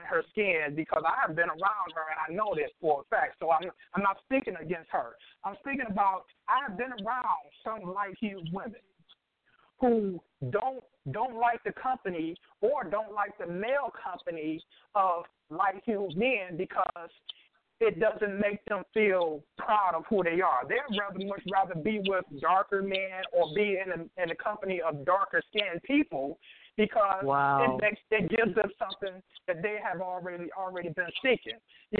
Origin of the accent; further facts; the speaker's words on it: Detroit, Michigan, United States; now in New York, United States; I'm calling representing the 313, but I'm calling from New York right now.